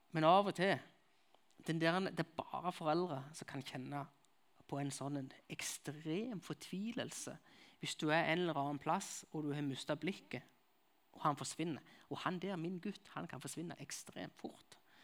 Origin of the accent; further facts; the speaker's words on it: Nærbø, Varhaug, Rogaland, Norway; accent: Jærsk; now in Kristiansand, Norway; Jeg kommer fra Nærbø Varhaug, som det heter. Jeg kommer fra begge plasser.